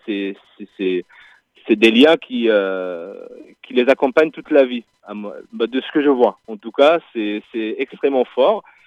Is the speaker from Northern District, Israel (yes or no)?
yes; Northern District, Israel; now in Marseille, France; moi qui est israélien, d'un kibbutz au nord